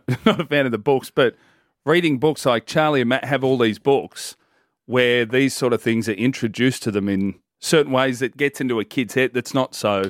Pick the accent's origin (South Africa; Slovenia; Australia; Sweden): Australia; Hoppers Crossing, Victoria; I grew up in Hoppers. Vietnamese neighbour, Filipino neighbour, Aboriginal neighbour, Maltese neighbour, Greek neighbour, everyone.